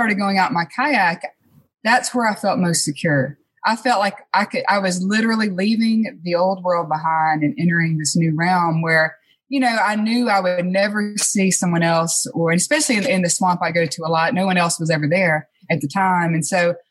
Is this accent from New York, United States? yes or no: no; Clinton, Mississippi, United States; moved away as an adult; also born or lived in Cleveland, Mississippi; now in Grenada, United States; I actually grew up in Clinton. I went to Clinton Public